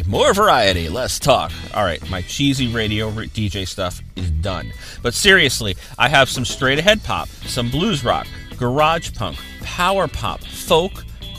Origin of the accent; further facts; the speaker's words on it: Freehold, New Jersey, United States; He is from Freehold. That's also my hometown. That's where I grew up.